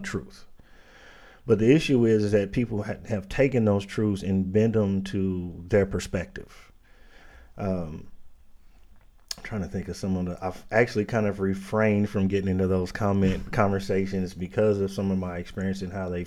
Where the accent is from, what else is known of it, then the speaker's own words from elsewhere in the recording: Indianapolis, Indiana, United States; born and raised in Indianapolis, raised in the inner city